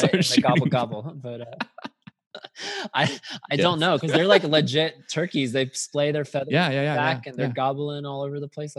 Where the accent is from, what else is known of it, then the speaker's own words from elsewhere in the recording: United States; I'm an American